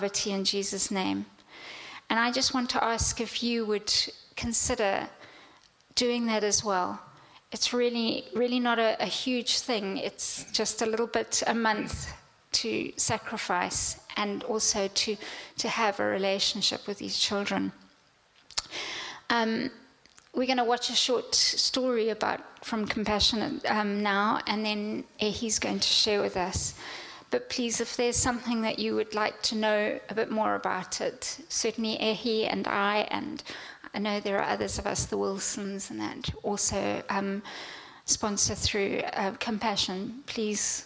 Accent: Zimbabwe; moved away; Growing up in Africa

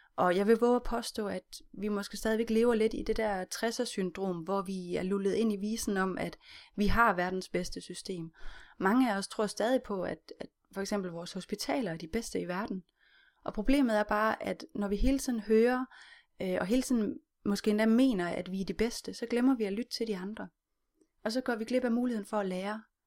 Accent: Denmark; vi som danskere

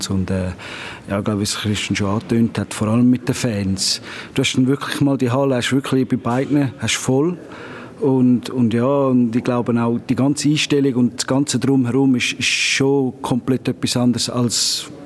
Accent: Zurich, Switzerland; now in Chur, Switzerland; Besonders das Derby jetzt in der Schweiz. Also, ich bin ja ursprünglich von Zürich gekommen.

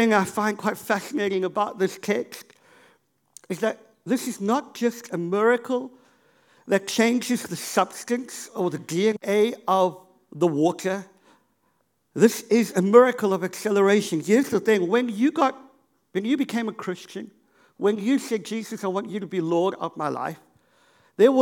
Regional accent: Cape Town, Western Cape, South Africa; I grew up in Cape Town

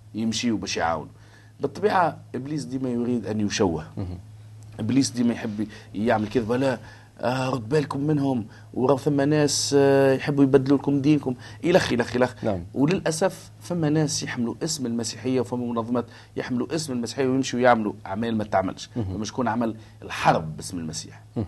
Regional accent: Tunisia; ونحن عندنا في تونس في قرطاج

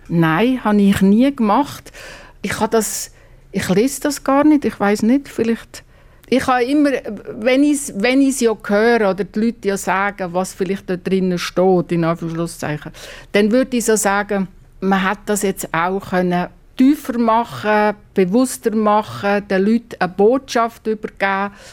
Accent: Basel-Landschaft, Switzerland; ich bin am Baselbiet aufgewachsen.

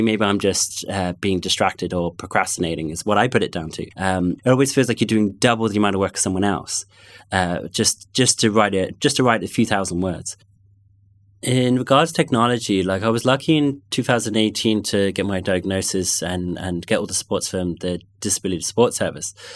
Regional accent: London, United Kingdom; accent: London; first language English; also born or lived in North Connemara; now in Galway, Ireland; I grew up in London, and it's funny, if I go back to London, I will, I still have those friends from primary school

